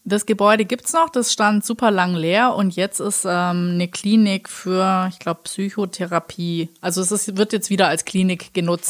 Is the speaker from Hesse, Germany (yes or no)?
no; Black Forest, Baden-Württemberg, Germany; komme ich ja aus dem Schwarzwald